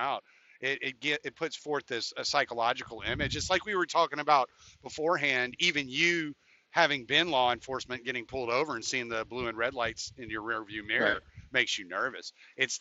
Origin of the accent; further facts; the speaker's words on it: Katy, Texas, United States; I grew up in Katy, Texas, right outside of Houston.